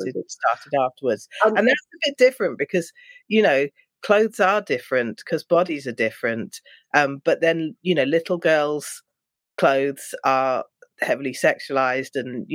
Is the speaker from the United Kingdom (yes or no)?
yes; London, United Kingdom; I'm from London